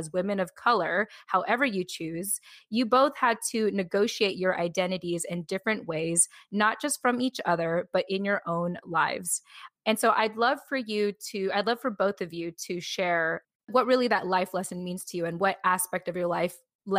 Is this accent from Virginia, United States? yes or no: no; California, United States; moved away; And I say, oh, I'm actually from California.